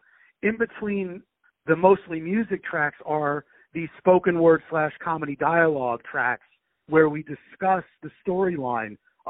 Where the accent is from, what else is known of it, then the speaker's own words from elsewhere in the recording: Long Island, New York, United States; Yeah, well, I'm from Long Island, and that's in New York.